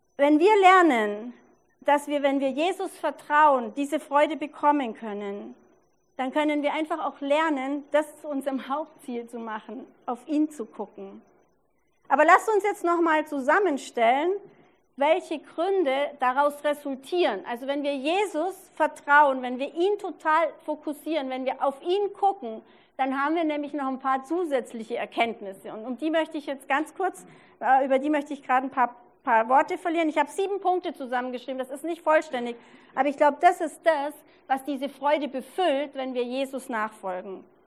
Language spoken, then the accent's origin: German; Allgäu, Bavaria, Germany; now in Regensburg, Germany; Ich war vergangene Woche im Allgäu, wo ich herkomme